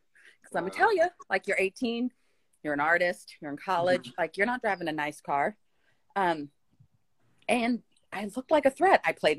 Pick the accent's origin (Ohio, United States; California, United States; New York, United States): California, United States; Pleasanton; moved away; I grew up in Pleasanton, California.